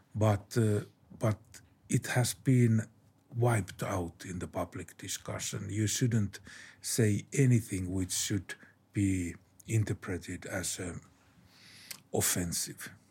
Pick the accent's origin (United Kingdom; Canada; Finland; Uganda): Finland; my home country, Finland.